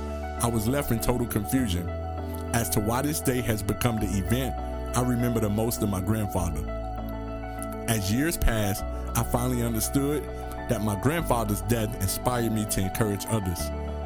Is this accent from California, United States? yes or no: no; Miami, Florida, United States; And so for myself, I'm from Miami, Florida.